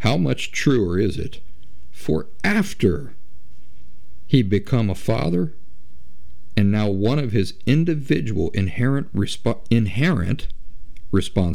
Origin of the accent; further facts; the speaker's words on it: United States; I'm from the United States